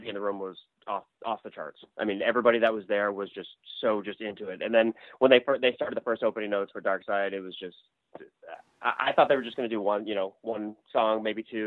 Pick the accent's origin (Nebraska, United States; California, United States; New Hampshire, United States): New Hampshire, United States; Keene; my hometown is Keene, New Hampshire.